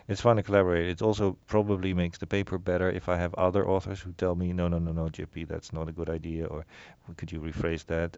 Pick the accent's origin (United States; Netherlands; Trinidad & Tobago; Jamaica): Netherlands; moved away; I grew up in the Netherlands